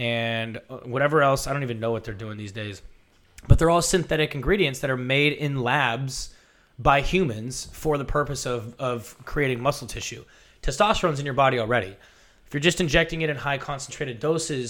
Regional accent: San Francisco, California, United States; also born or lived in Oregon; I grew up in San Francisco

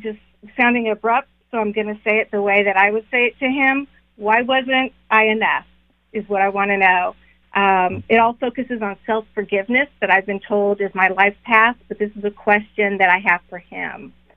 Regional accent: California, United States; now in North Carolina, United States; I'm actually from California, moved to North Carolina, so I don't have a Southern accent

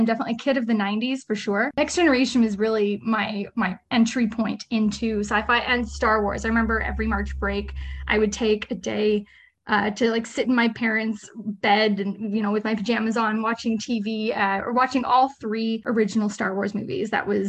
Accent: Ottawa, Ontario, Canada; Yep. I'm definitely an Ottawa city girl. I've just lived, well, mostly Nepean actually would be the technical part of the city of where I live or lived. Yeah. Just suburban kid. I've lived my whole life in Nepean

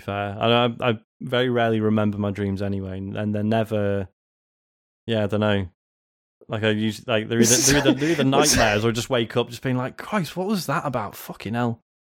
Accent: Leeds, Yorkshire and the Humber, United Kingdom; I dreamed I was back in the UK in my hometown of Leeds

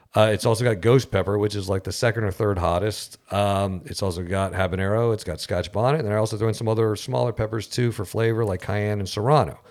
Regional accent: St. Cloud, United States; we're from St. Cloud

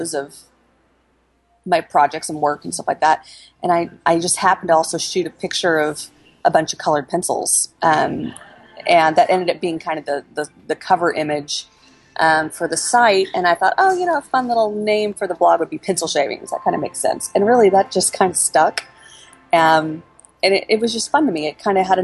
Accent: Oklahoma City, Oklahoma, United States; I was born and raised in Oklahoma City

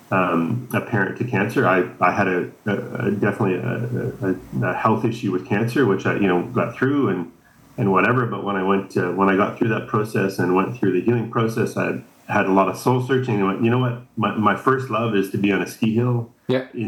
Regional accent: Saskatchewan, Canada; now in British Columbia, Canada; I grew up in Saskatchewan, very flat

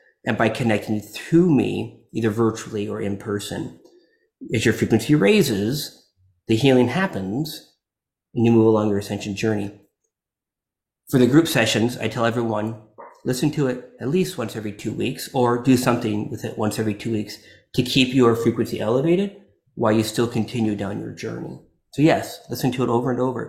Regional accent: Florida, United States; I'm from Florida

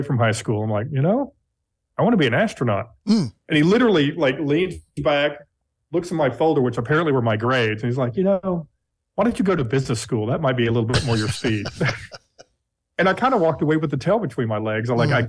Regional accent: Texas, United States; also born or lived in Long Island, New York / Garland, Texas; I was raised in Texas. I was 4 months old when we moved to Texas

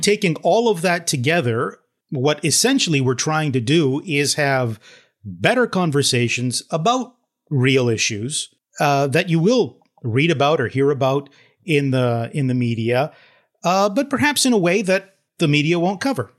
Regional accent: Toronto, Ontario, Canada; I grew up in Toronto

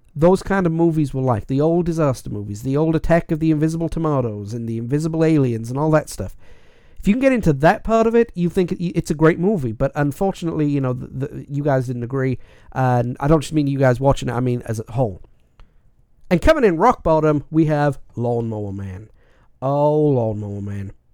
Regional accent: Wales, United Kingdom; being Welsh

